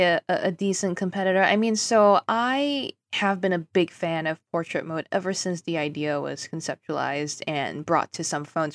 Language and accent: English; Singapore; moved away; I grew up in Singapore